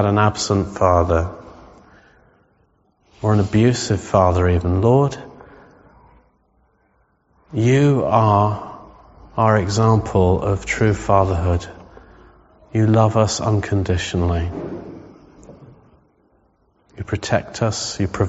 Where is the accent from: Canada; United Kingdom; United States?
United Kingdom; England; we're English